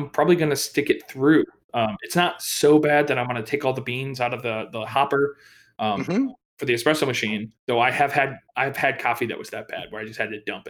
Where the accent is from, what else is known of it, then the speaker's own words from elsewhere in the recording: Indiana, United States; moved away; like the nearest real big city to where I am from in Indiana was Chicago